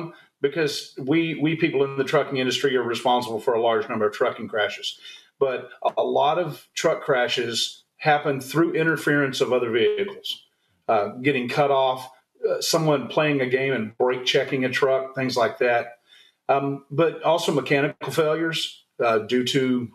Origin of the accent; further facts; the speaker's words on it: Texas, United States; moved away; I'm originally from Texas, did a lot of time in the Air Force